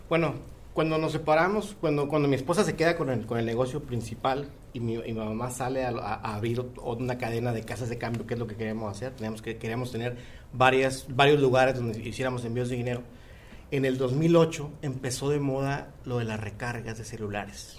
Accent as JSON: {"language": "Spanish", "country": "Mexico", "moved": "yes", "lives_now": "United States", "said": "el equipo somos mexicanos orgullosamente"}